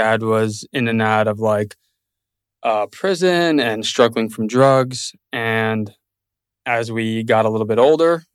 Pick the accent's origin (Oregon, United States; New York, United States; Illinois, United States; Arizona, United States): New York, United States; New York City; now in Austin, United States; Born and raised in Brooklyn